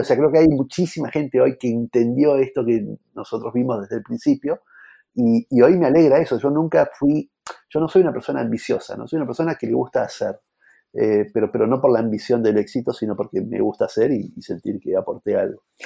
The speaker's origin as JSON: {"language": "Spanish", "country": "Argentina", "said": "somos argentinos"}